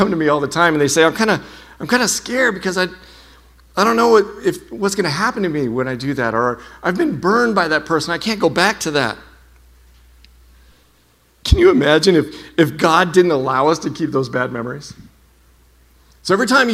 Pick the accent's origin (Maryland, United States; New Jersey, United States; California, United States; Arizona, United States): Arizona, United States; Lake Havasu City; when I grew up in Lake Havasu